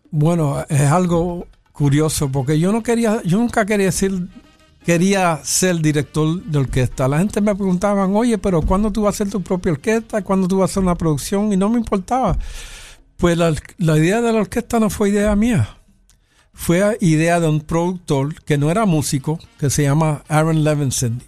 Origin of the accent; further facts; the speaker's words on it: New York, United States; yo soy nacido y criado en Nueva York y mayormente el 90% del tiempo estoy hablando inglés